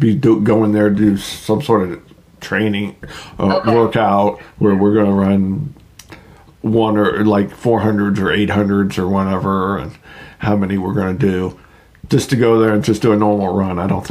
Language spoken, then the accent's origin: English; Brookfield, Ohio, United States; also born or lived in Masury, Ohio; I used to live. I grew up in Brookfield. I lived in Mayfair and Brookfield for years, so I know the Sharon area too.